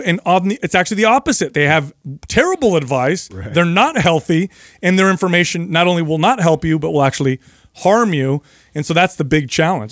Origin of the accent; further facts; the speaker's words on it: Bay Area, California, United States; I grew up in the Bay Area.